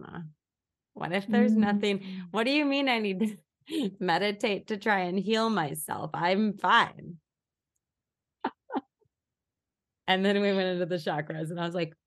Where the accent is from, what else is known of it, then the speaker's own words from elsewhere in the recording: Minnesota, United States; I grew up in Minnesota